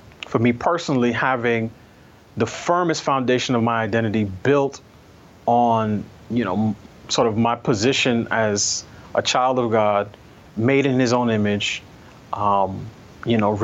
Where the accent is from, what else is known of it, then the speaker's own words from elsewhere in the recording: New York City, New York, United States; me growing up in New York City